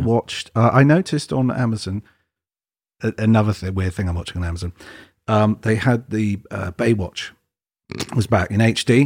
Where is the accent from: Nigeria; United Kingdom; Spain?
United Kingdom; England; I'm English